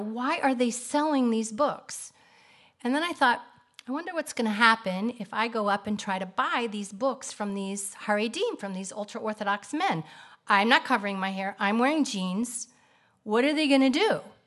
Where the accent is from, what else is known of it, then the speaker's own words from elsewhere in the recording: Kansas City, United States; moved away as an adult; also born or lived in Atlanta; now in Israel; I grew up in Kansas City.